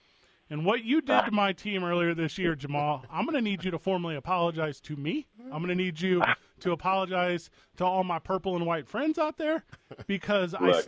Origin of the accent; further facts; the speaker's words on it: St. Louis, Missouri, United States; now in Albuquerque, United States; I'm from St. Louis.